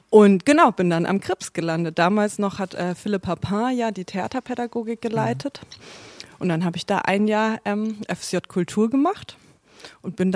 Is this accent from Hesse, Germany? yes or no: no; North Rhine-Westphalia, Germany; also born or lived in Nuremberg; also ich bin in Nürnberg geboren, also Mittelfranken. Und ähm, dann bin ich aber oft umgezogen. Also ich habe in NRW sprechen gelernt